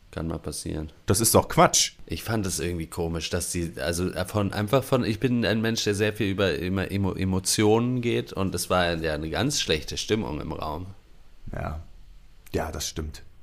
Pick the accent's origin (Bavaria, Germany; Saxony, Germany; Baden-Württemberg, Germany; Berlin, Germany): Saxony, Germany; Ich komme aus, äh, aus der Nähe von Dresden.